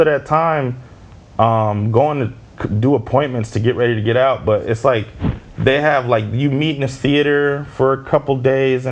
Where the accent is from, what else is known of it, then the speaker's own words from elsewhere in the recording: Midwest, United States; I grew up in the Midwest and I'm black